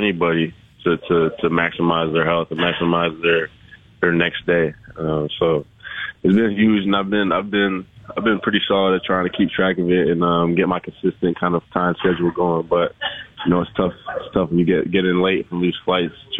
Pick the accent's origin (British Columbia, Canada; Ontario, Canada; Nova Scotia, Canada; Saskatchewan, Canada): Ontario, Canada; Aurora; moved away; Aurora's a great place. Taught me a lot of things. Grew me up